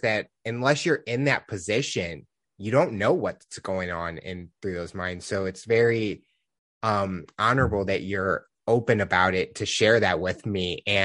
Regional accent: United States; I'm from the United States

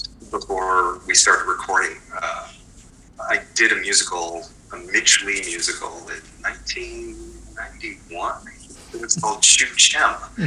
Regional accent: Japan; born there; I was born in Japan. My mother was a Japanese national.

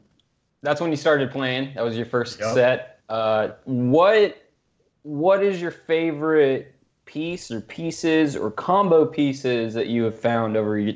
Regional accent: Illinois, United States; Technically, I'm from Illinois, but I grew up in Illinois

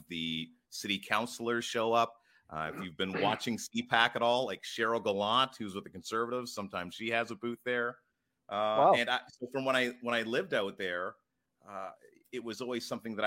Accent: Ottawa, Ontario, Canada; Born and raised in Ottawa. Been here my whole life.

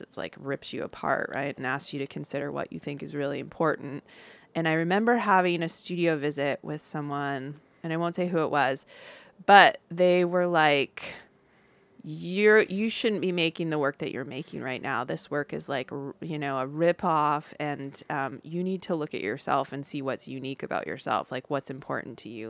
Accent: Upper Peninsula of Michigan, United States; moved away as an adult; also born or lived in Claremont, California; now in California, United States; I grew up in the Upper Peninsula of Michigan

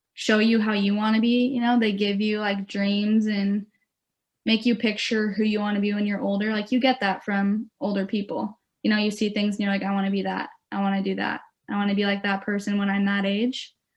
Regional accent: Beaverton, Oregon, United States; I'm from Beaverton, Oregon. So I'm close to home going to Oregon State

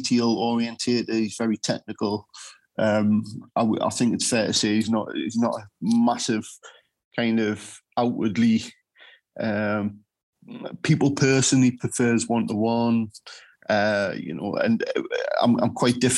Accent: United Kingdom; I grew up in Rolling Skill.

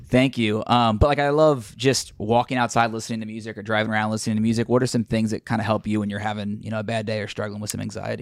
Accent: Cincinnati, Ohio, United States; I'm from Cincinnati, and so I'm still based here, big Bengals fan

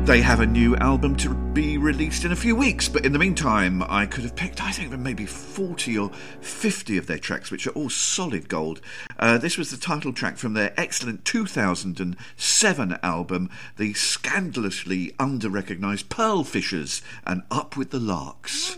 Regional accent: England, United Kingdom; I like being English and living in England

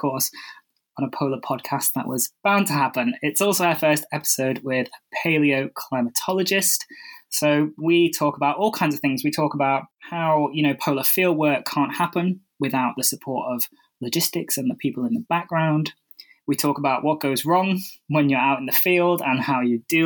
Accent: United Kingdom; I'm British

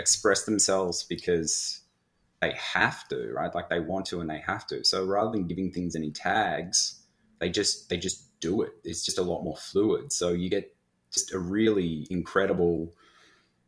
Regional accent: Australia; also born or lived in Melbourne; now in Vancouver, Canada; the boganisms and the ochreisms and things of being Australian

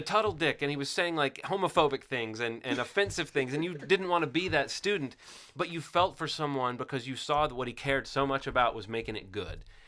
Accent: Alabama, United States; growing up in Alabama

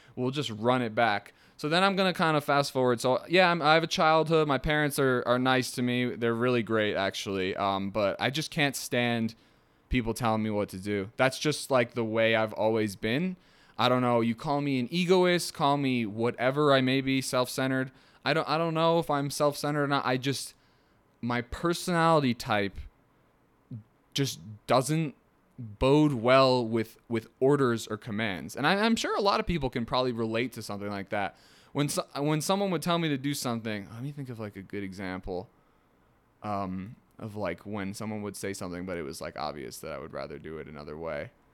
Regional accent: Ringwood, New Jersey, United States; also born or lived in Manhattan, New York / England; I was born in Manhattan. I, I grew up in Ringwood, New Jersey, my entire life

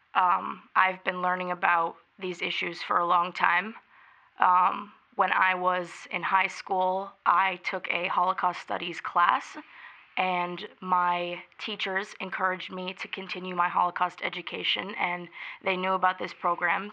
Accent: South Burlington, Vermont, United States; I am from South Burlington, Vermont

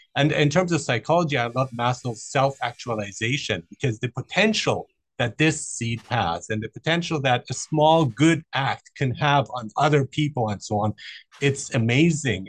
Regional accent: Germany; moved away; I grew up in Germany

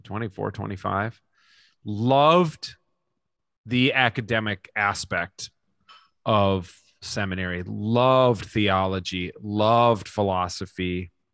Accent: Minnesota, United States; Minnesota is the greatest place to live in the world, and I will live here till

